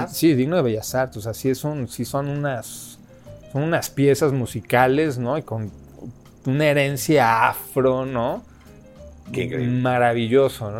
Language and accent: Spanish; Mexico City, Mexico; ahí en Coyoacán, teníamos así un PA de repente enorme, ya teníamos para esa edad ya 14 años